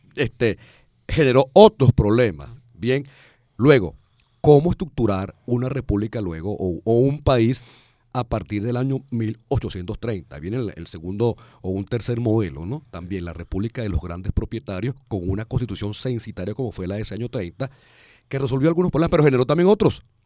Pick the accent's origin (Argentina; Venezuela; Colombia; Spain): Venezuela; quiénes somos o cómo somos los venezolanos